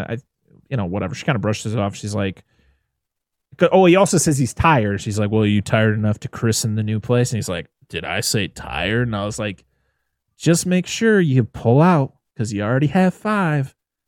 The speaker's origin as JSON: {"language": "English", "region": "New England", "country": "United States", "said": "I've seen many license plates in my state because I'm from New England and I live in New England."}